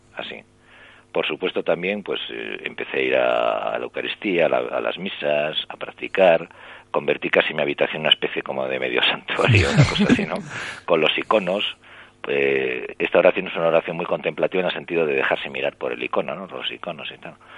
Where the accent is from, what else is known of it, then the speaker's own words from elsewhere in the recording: Santander, Cantabria, Spain; moved away; regresé a, mi, a Santander, yo soy de Santander